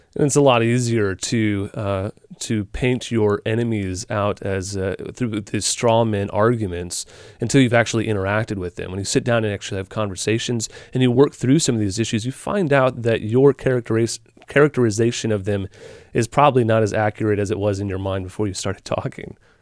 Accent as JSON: {"language": "English", "region": "Midwest", "country": "United States", "tie": "born or raised there", "moved": "yes", "lives_now": "New England, United States", "said": "I grew up in the Midwest, and I came out to New England"}